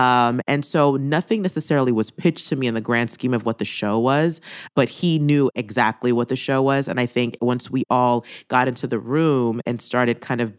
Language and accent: English; Philadelphia, Pennsylvania, United States; I remembered my time and my experiences at The Pool growing up in Philadelphia